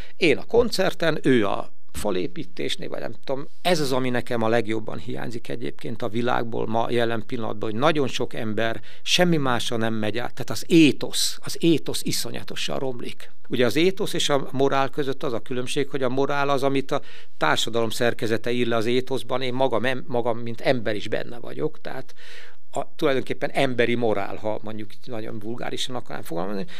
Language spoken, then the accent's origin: Hungarian; Veszprém, Veszprém County, Hungary; itt a saját szülővárosomban